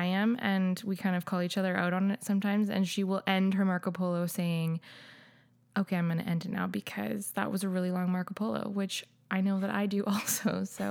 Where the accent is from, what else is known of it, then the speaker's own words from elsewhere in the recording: Regina, Saskatchewan, Canada; born there; I was born in Saskatchewan. I was born in Regina specifically. We lived there.